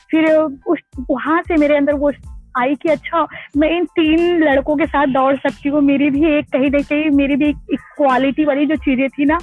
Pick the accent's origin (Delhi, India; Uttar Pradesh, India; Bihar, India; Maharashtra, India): Uttar Pradesh, India; Gopiganj; मैं इलाहाबाद बनारस के बीच एक छोटा सा कस्बा है उसका नाम गोपीगंज है जो कि भदोही डिस्ट्रिक्ट के अंदर अंदर आता है और ये उत्तर प्रदेश में के राज्य में है